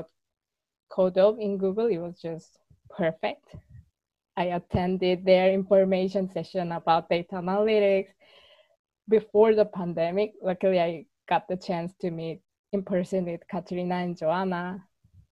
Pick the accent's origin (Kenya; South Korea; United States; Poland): South Korea; moved away as an adult; also born or lived in Seoul, South Korea; now in Barcelona, Spain; I'm from South Korea, and I moved to Barcelona 5 years ago just to improve my Spanish at first